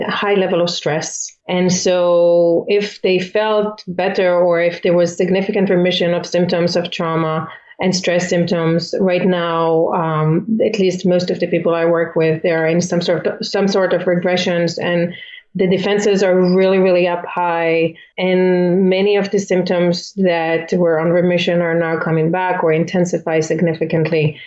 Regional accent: Israel; moved away as an adult; also born or lived in Philippines; now in United States; I'm originally from Israel

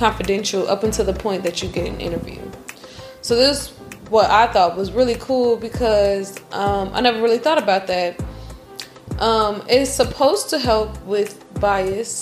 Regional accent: United States; just like all Americans

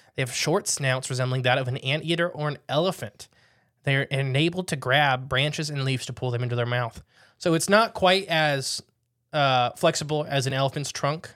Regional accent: United States; I'm an American

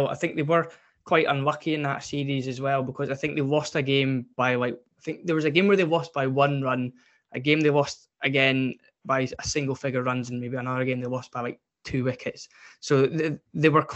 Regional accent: Scotland, United Kingdom; as a Scotsman

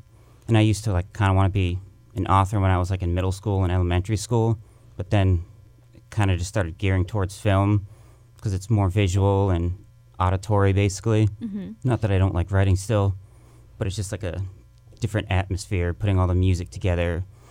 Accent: Minnesota, United States; born there; I was born in Minnesota.

